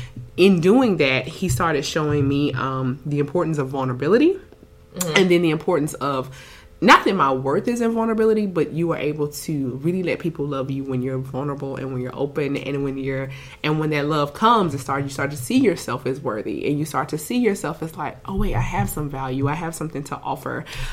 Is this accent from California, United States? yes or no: no; South Carolina, United States; moved away as an adult; now in Houston, United States; I'm from South Carolina originally.